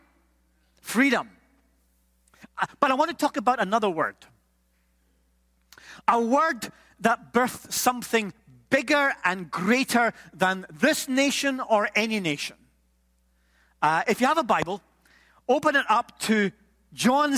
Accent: Scotland, United Kingdom; I'm Scottish

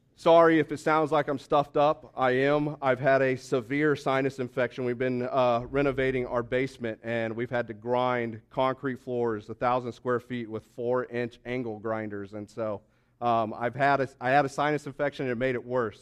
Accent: Springfield, Missouri, United States; we're from Springfield, Missouri

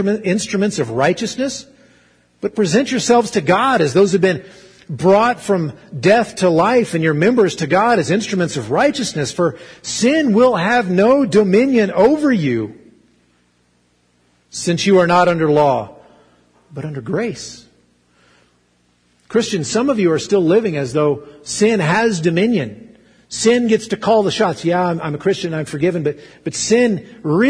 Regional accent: Arkansas, United States; I grew up in Arkansas, and so I didn't say pretend like, I said ten like

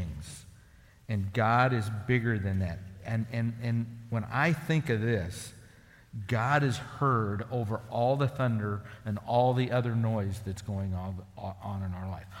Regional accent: the Sandhills, Nebraska, United States; growing up in the Sandhills, I worked for ranchers

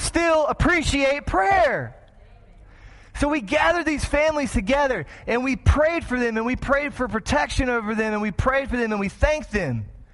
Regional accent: Texas, United States; moved away as an adult; now in Springfield, United States; I'm from Texas

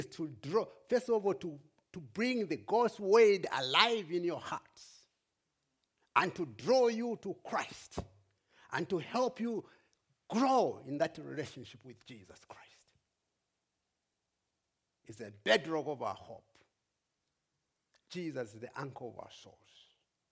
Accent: Zambia; also born or lived in Bristol, England; We come from Zambia.

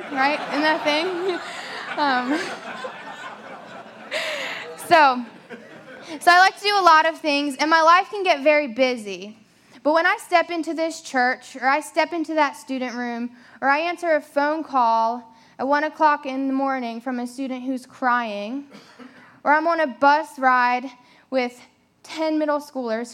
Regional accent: Delaware, United States; moved away as an adult; also born or lived in South Carolina; now in Myrtle Beach, United States; I'm originally from Delaware. I moved down here about 4 years ago to go to Coastal Carolina University

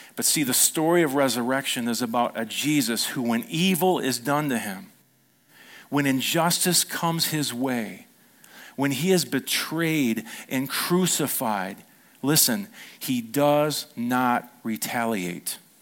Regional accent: United States; we were raised in America

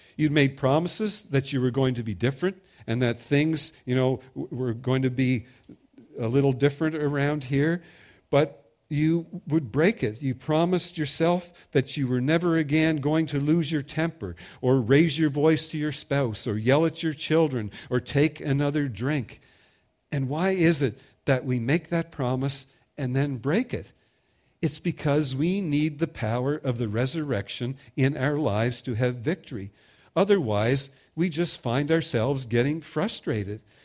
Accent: Prince Edward Island, Canada; I'm from Prince Edward Island

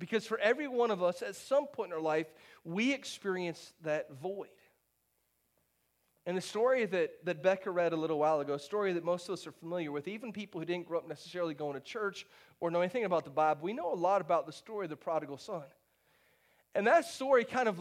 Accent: St. Petersburg, Florida, United States; I grew up not far from here. I grew up in St. Pete, about an hour and a half from here

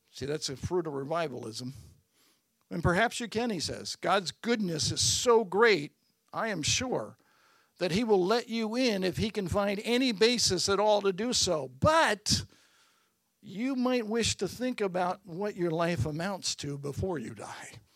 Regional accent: Baltimore, Maryland, United States; I was born at Bon Secours Hospital in Baltimore.

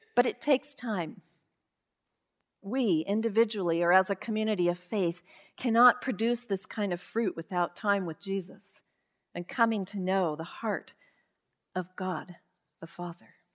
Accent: Yakima Valley, Washington, United States; when I was growing up in the Yakima Valley, around a lot of vines and fruit and farmers

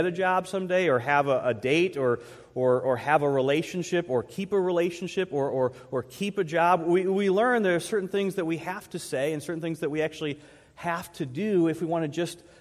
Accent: Troy, United States; I grew up here in Troy, actually in the neighborhood right behind the church

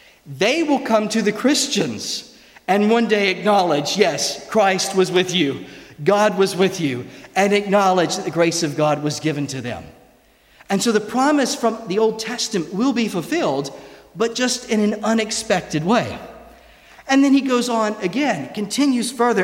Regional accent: United States; accent: American; moved away as an adult; now in Scotland, United Kingdom; my American accent

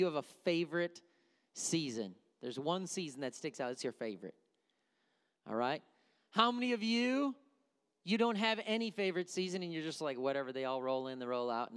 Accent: Wisconsin, United States; moved away; I grew up in Wisconsin

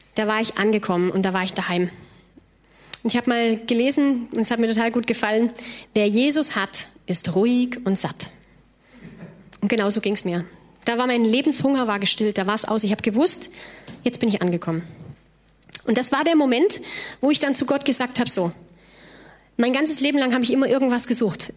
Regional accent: near the Loreley, Rhineland-Palatinate, Germany; Ich komme ursprünglich aus dem Rheinland

